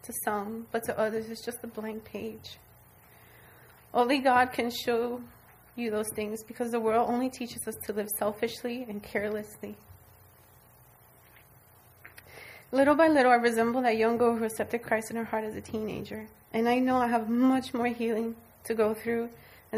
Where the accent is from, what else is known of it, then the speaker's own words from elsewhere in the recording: South Florida, United States; now in Central Florida, United States; I'm from South Florida